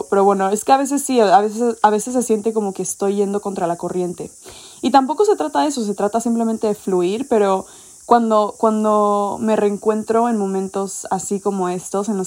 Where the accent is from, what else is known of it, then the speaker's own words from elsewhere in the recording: Mexico City, Mexico; yo crecí en México, en Ciudad de México, y me moví mucho por el país.